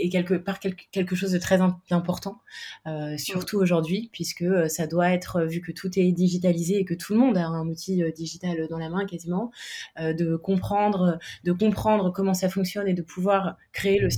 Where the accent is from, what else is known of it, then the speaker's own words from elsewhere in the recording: Paris, Île-de-France, France; j'ai 38 ans, je suis parisienne.